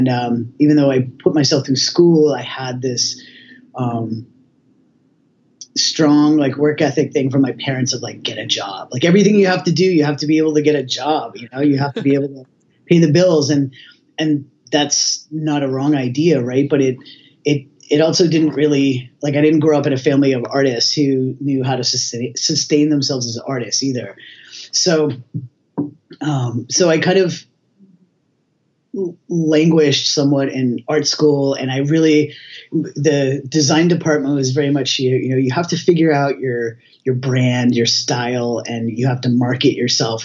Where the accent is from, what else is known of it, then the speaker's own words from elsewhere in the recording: outside of Boston, Massachusetts, United States; also born or lived in US West Coast; now in Halifax, Canada; I grew up outside of Boston